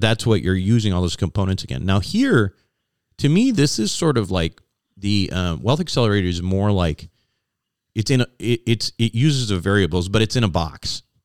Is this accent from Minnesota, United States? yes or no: yes; Minnesota, United States; moved away; I lived in Minnesota. I grew up in Minnesota. But I haven't lived in Minnesota uh, for probably at least 30 years.